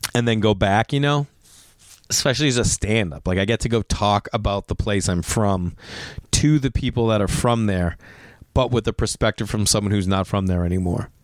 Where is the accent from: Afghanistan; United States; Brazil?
United States; Stoneham, Massachusetts; accent: Boston; now in Los Angeles, United States; I'm from Stoneham